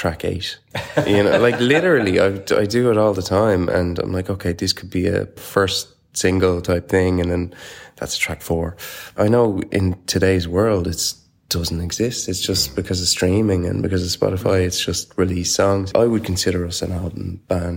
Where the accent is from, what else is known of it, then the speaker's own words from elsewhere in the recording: Ireland; we are Irish